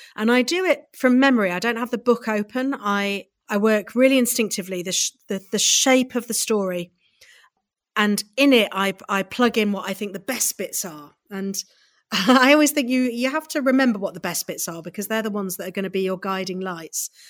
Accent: Midlands, United Kingdom; I grew up in the Midlands, so right, if you put a pin in the middle of the U K, that's where I grew up.

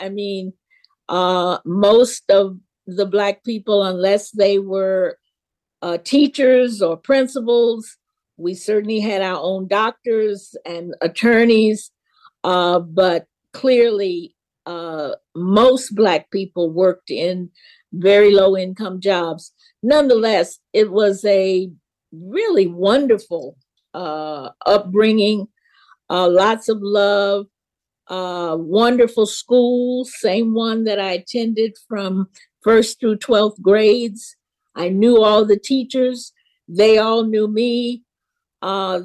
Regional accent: Memphis, Tennessee, United States; I grew up in Memphis, Tennessee, and, born in 44.

